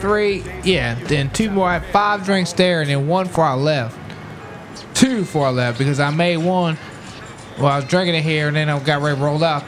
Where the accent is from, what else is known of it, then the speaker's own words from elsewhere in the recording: Warrington, United States; I'm from Warrington.